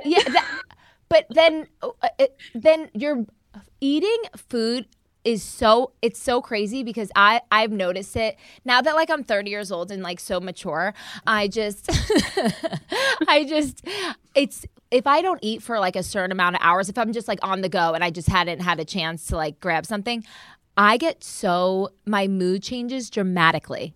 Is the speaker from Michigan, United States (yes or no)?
no; New Jersey, United States; moved away; also born or lived in Florida; I'm from Jersey